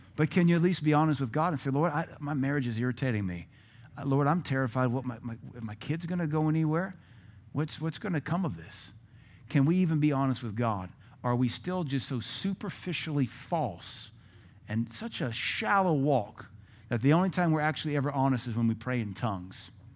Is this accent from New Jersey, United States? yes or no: no; Seattle, Washington, United States; moved away; I'm from Seattle.